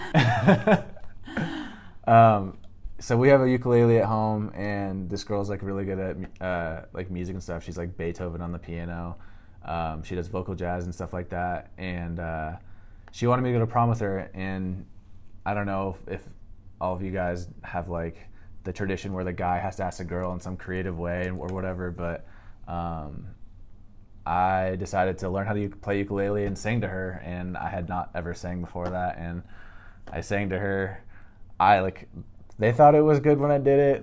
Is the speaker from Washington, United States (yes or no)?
yes; Seattle, Washington, United States; I'm from Seattle, Washington. Uh, kind of grew up there and spent a lot of a lot of my childhood just there